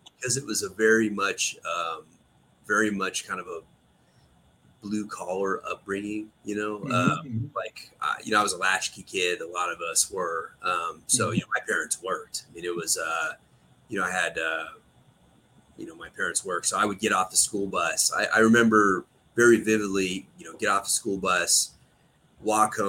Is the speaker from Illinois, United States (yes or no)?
no; Pollock Pines, California, United States; Pleasant Valley, Pollock Pines area is kind of where I grew up. So just east of here.